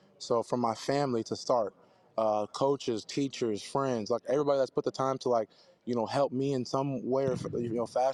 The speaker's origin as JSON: {"language": "English", "town": "Kansas City", "region": "Missouri", "country": "United States", "tie": "born or raised there", "said": "born and raised in Kansas City, three little brothers, mom and dad"}